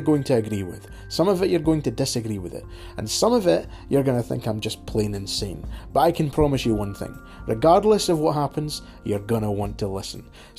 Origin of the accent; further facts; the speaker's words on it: Scotland, United Kingdom; as a Scotsman, I am more opinionated than some people on this planet.